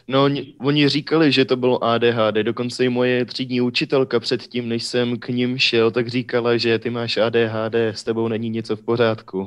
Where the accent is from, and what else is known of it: Ústí nad Orlicí, Pardubice Region, Czechia; born or raised there; also born or lived in Hradec Králové